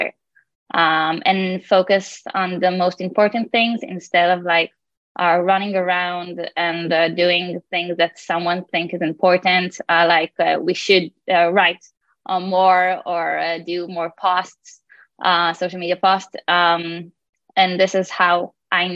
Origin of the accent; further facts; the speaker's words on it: Tel Aviv, Tel Aviv District, Israel; I'm from Tel Aviv, working as a PMM at InfiniGrow.